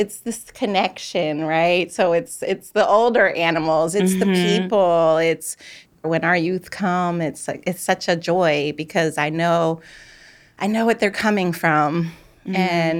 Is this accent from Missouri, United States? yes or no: no; Philadelphia, Pennsylvania, United States; I was born in Germantown.